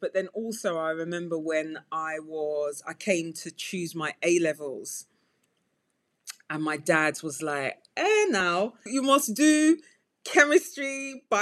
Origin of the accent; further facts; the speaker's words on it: Nigeria; now in United Kingdom; I'm Nigerian